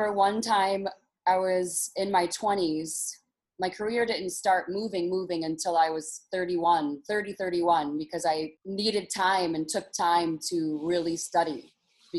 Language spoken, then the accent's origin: English; Detroit, Michigan, United States; moved away; I'm from Detroit, Michigan, where the underground dance scene was hot and heavy when I was younger